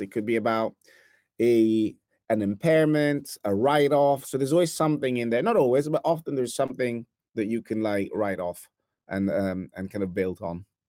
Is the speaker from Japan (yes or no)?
no; Italy; accent: Italian; English is a second language; now in New York, United States; I'm originally from Italy, as some might hear from my accent.